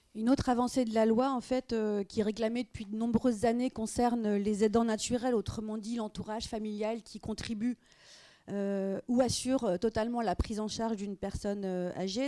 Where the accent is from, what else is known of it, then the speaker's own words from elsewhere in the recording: France; chez nous en France